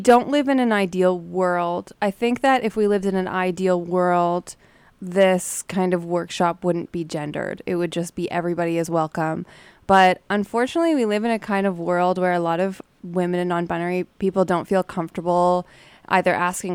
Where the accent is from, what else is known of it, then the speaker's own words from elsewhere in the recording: Toronto, Ontario, Canada; now in Winnipeg, Canada; I'm from Toronto